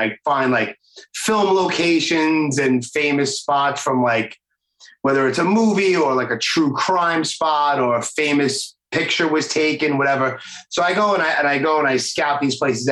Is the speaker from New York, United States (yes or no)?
yes; New York City, New York, United States; also born or lived in New Jersey, United States; I'm born and raised here